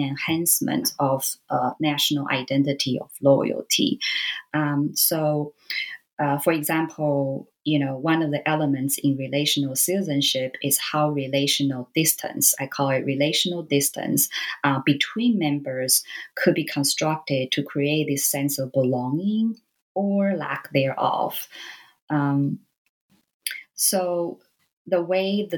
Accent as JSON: {"language": "English", "country": "Taiwan", "tie": "born or raised there", "said": "I grew up in Taiwan. And so, you know, being a Taiwanese"}